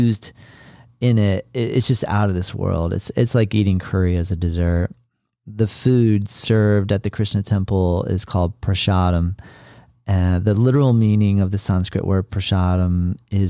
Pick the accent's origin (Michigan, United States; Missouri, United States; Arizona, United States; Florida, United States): Florida, United States; I was in my home state of Florida